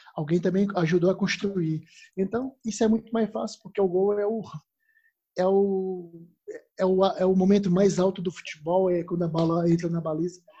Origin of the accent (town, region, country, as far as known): Fortaleza, Ceará, Brazil; born or raised there; moved away as an adult; now in Portugal